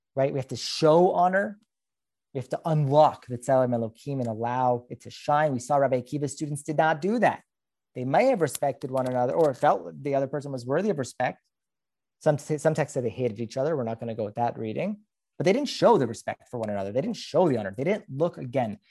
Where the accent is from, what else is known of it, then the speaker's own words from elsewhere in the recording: Los Angeles, California, United States; I'm from Los Angeles